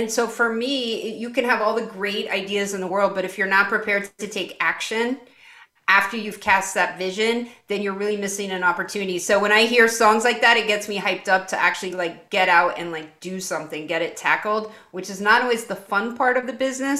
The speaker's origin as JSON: {"language": "English", "town": "Kansas City", "country": "United States", "said": "I'm from Kansas City"}